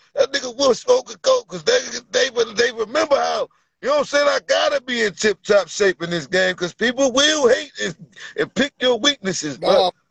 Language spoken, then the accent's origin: English; Virginia, United States; I'm from Virginia